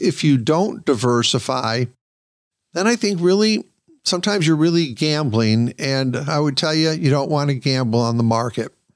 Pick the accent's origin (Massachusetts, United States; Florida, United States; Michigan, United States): Michigan, United States; Michigan, for example, my home state